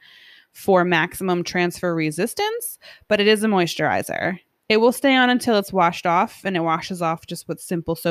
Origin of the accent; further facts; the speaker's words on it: New York, United States; We're from New York.